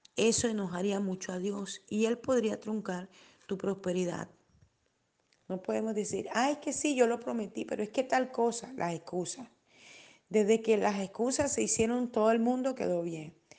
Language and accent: Spanish; Barranquilla, Atlántico, Colombia; en mi país, eh, en, Colombia, en Barranquilla